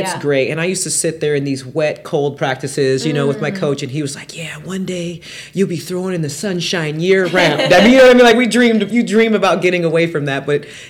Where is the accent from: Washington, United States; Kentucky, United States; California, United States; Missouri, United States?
Washington, United States; Seattle; moved away as an adult; also born or lived in Auburn, Alabama; now in Indianapolis, United States; So born and raised in Seattle, Washington.